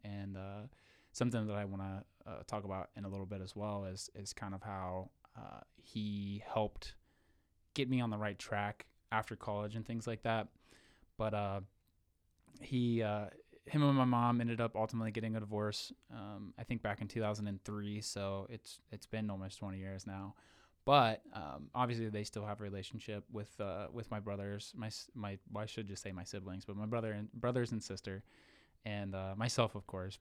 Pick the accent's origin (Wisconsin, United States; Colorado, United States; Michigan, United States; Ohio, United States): Ohio, United States; Wilson; born and raised in Wilson, Ohio, uh, so small town nobody's ever heard